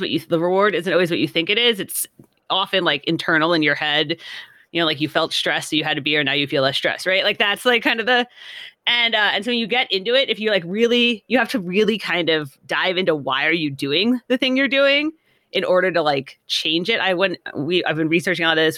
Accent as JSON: {"language": "English", "region": "California", "country": "United States", "said": "I'm from California"}